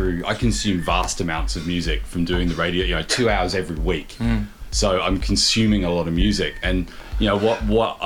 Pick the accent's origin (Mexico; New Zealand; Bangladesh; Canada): New Zealand; moved away as an adult; also born or lived in London; I grew up in New Zealand and, you know, playing guitar in rock bands